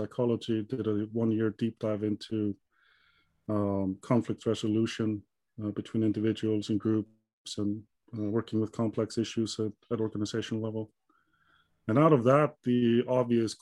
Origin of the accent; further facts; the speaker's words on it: Iceland; moved away as an adult; now in Gothenburg, Sweden; I'm originally from Iceland. Yep. So born and raised there